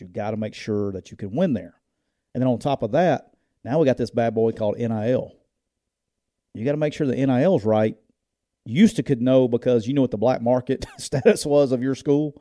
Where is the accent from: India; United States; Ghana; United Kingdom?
United States; Louisiana; we're from Louisiana